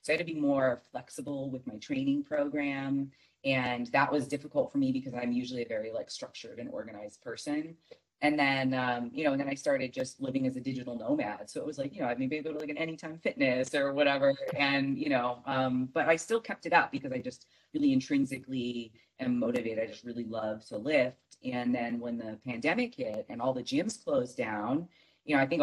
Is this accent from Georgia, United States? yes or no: no; Michigan, United States; now in Arizona, United States; I grew up in Michigan